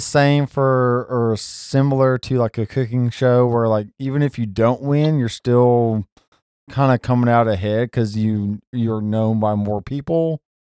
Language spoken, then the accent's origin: English; the South, United States; also born or lived in Alabama / Tennessee; I've always lived in the South, except for like maybe the six month stretch where my brother was born, and like uh, Missouri